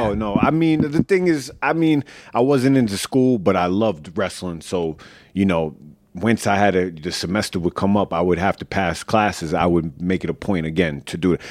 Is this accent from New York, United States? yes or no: yes; Oceanside, New York, United States; also born or lived in Freeport; I grew up in Oceanside when I was young